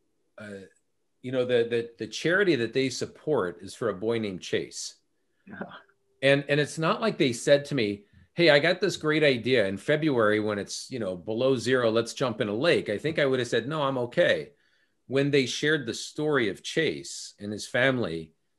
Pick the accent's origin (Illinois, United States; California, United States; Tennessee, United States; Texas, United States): California, United States; now in Minnesota, United States; I'm from California originally. I live in Minnesota now